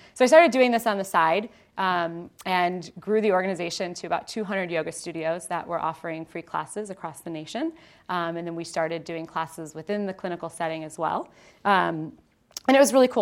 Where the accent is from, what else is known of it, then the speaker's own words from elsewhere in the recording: Ohio, United States; born and raised in Ohio